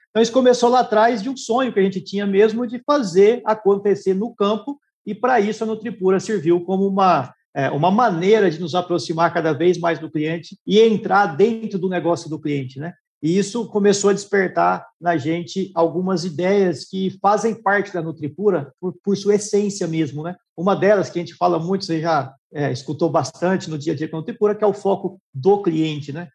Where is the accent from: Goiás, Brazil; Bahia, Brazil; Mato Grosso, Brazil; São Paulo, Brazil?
Mato Grosso, Brazil; Rondonópolis; moved away as an adult; also born or lived in Araguari, Minas Gerais / Goiânia; minha família mudou para Rondonópolis em 1982. Eu tinha aí quatro anos de idade, então já temos uma longa história aí em Rondonópolis